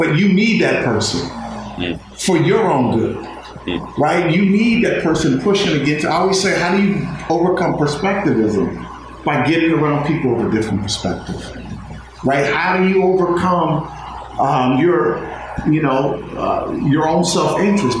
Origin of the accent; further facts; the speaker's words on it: Inglewood, California, United States; moved away as an adult; also born or lived in Corvallis, Oregon; I'm from Inglewood. I'm from South Central LA. Raised at that time, it was a 99.9% black community